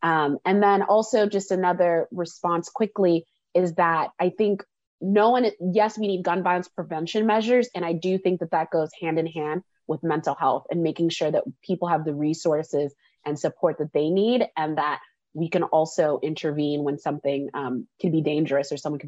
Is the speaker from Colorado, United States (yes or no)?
yes; Columbine, Colorado, United States; I grew up in Columbine and that completely changed school experiences and stuff like that.